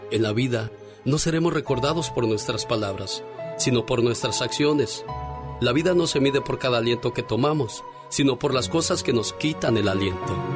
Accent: Zacapu, Michoacán, Mexico; moved away; un día salí de Zacapu, Michoacán, pero Zacapu, Michoacán nunca salió de mí.

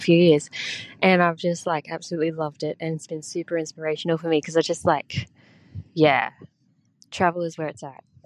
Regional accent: Australia; I'm from Australia

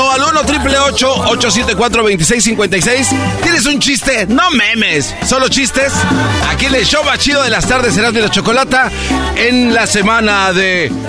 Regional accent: Córdoba, Veracruz, Mexico; now in Monterrey, Mexico; yo soy de Veracruz, pero vivo en Monterrey. ¿De qué parte de Veracruz? de Córdoba.

